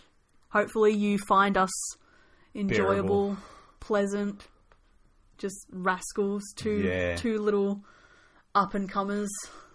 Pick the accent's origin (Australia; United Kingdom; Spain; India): Australia; I figure, given that we're Aussie, we should classify each Punk Goes cover as either Hell Yeah or Yeah Nah.